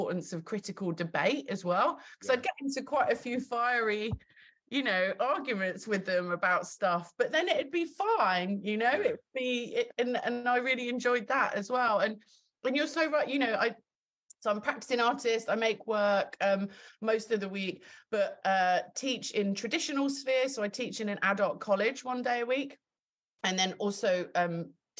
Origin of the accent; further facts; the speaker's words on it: Kent, South East England, United Kingdom; I'm from Kent